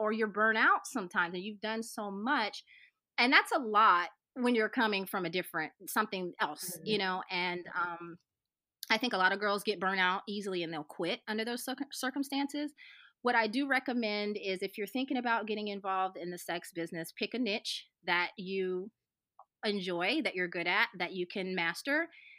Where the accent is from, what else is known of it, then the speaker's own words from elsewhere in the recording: the South, United States; My excuse is I'm from the South.